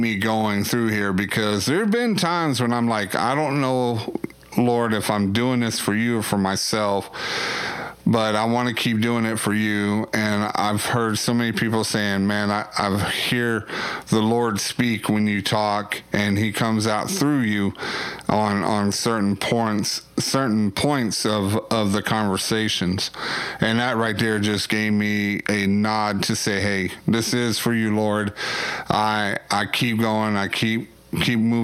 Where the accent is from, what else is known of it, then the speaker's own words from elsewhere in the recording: Waxahachie, Texas, United States; I'm from Waxahachie